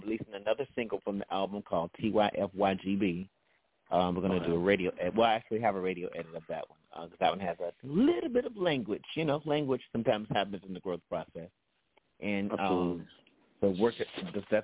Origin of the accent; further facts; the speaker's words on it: Gary, Indiana, United States; I grew up in Gary, Indiana